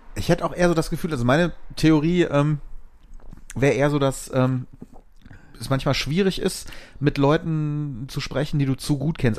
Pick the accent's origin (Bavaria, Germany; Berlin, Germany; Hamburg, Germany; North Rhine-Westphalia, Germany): North Rhine-Westphalia, Germany; Bonn; ich bin äh, in Vorort von Bonn groß geworden und in Bonn zur Schule gegangen